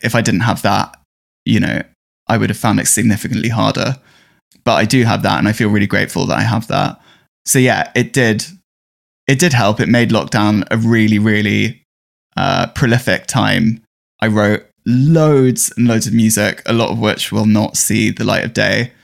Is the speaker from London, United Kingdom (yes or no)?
yes; London, United Kingdom; I'm from North London, um, a very suburban area, and it was really boring growing up where you know, where I grew up.